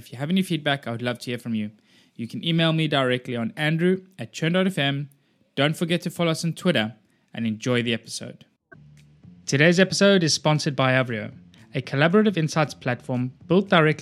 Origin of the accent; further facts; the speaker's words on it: South Africa; also born or lived in Boulder, Colorado / Copenhagen; now in Cyprus; I grew up in South Africa and now I've spent more time in Cyprus than I grew up in South Africa